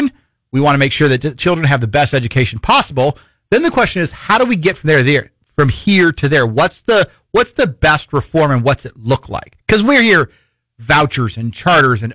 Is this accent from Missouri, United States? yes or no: yes; Missouri, United States; also born or lived in Iowa; I was homeschooled all the way growing up. In fact, we moved from Iowa to Missouri back before homeschooling had been legalized in Iowa.